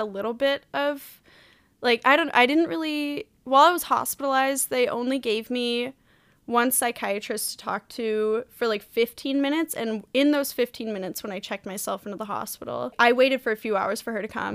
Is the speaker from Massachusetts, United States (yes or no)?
yes; Wellesley, Massachusetts, United States; Wellesley, Massachusetts